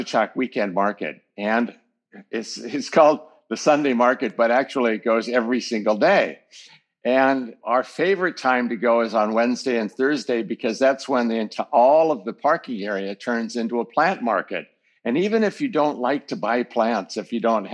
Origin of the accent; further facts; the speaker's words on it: California, United States; now in Bangkok, Thailand; I was born in California in 1959, and we had a farm, an organic vegetable farm